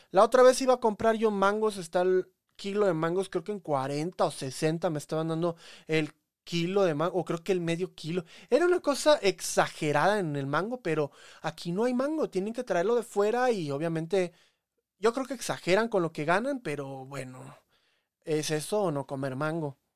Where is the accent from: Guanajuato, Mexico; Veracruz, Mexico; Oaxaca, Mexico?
Veracruz, Mexico; Me crié en Veracruz, pero yo sé de todo.